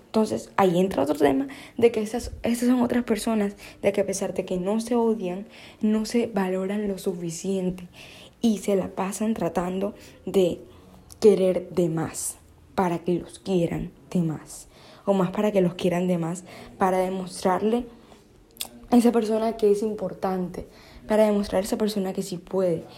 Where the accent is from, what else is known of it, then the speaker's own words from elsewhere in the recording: Barranquilla, Atlántico, Colombia; soy de Barranquilla